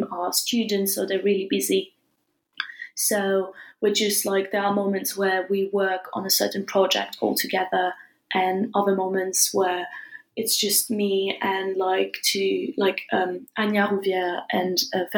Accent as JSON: {"language": "English", "country": "France", "tie": "born or raised there", "also_born_or_lived": "England", "moved": "as an adult", "said": "I studied a bit in England and I was raised and born in France."}